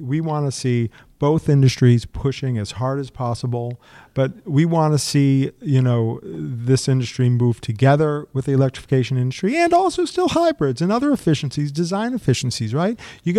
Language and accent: English; Methuen, Massachusetts, United States; I grew up in Methuen, Massachusetts in a large family. And at the top of the street, I grew up in a ranch house.